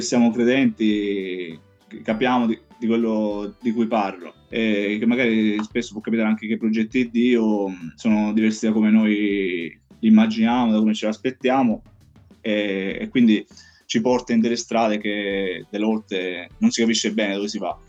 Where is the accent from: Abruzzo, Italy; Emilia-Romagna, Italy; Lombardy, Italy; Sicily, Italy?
Sicily, Italy; Tusa; moved away as an adult; now in Santa Croce sull'Arno, Italy; il mio paese d'origine è Tusa in provincia di Messina, adesso vivo a Santa Croce sull'Arno in provincia di Pisa